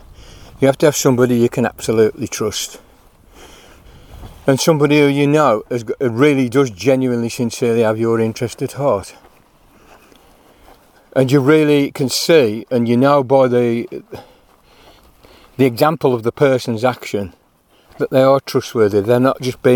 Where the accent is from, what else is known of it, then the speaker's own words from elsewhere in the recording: United Kingdom; as British people